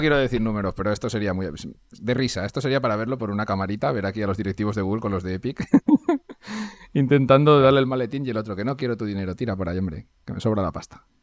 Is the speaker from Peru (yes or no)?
no; Valencia, Valencian Community, Spain; pues soy, de Valencia, hablo valenciano y aparte hablo castellano